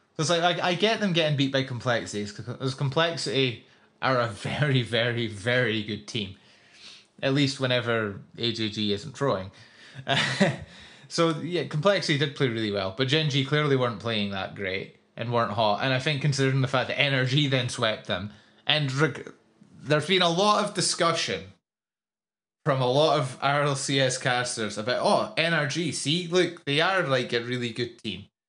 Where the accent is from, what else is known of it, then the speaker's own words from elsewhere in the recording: Scotland, United Kingdom; as a Scottish person